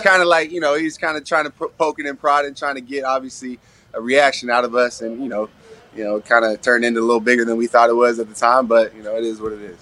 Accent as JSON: {"language": "English", "town": "Astoria", "region": "Oregon", "country": "United States", "tie": "born or raised there", "moved": "yes", "said": "my hometown where I grew up"}